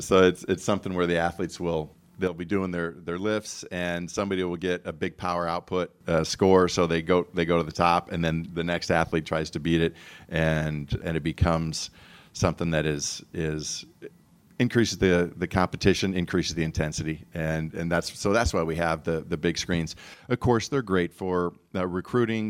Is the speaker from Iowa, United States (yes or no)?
yes; Iowa, United States; also born or lived in Tucson, Arizona; now in Knoxville, United States; growing up in Iowa